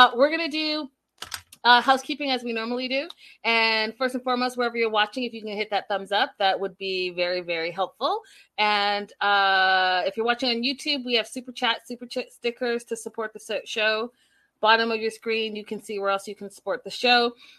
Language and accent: English; Vancouver, British Columbia, Canada; also born or lived in North York; from Toronto, Canada. I was born in North York. And if you're from Toronto, you know where that is. And raised in Vancouver, BC, but I call both places home.